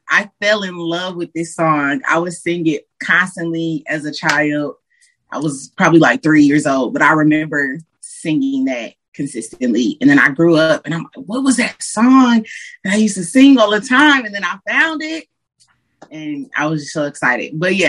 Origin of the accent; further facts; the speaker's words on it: Detroit, Michigan, United States; Yes. You know, you can't just say Detroit without saying a side. It's a difference.